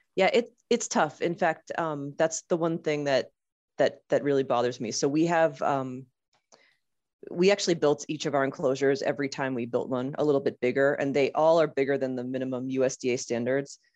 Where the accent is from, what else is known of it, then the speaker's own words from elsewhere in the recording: Boston, Massachusetts, United States; now in Rhode Island, United States; I'm in Rhode Island, but I'm from Boston